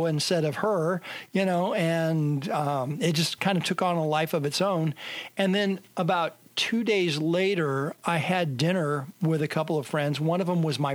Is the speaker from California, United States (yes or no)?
yes; San Jose, California, United States; San Jose is where I grew up